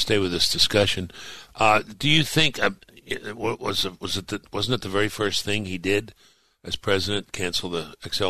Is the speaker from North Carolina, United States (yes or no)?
yes; North Carolina, United States; My home state, North Carolina